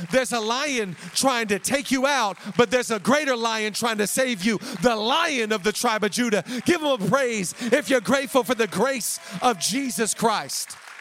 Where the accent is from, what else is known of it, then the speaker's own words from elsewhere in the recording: Seattle, Washington, United States; moved away; We grew up in the Seattle area